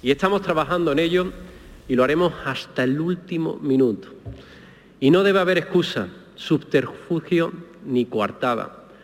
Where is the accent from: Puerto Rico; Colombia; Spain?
Spain; Andalusia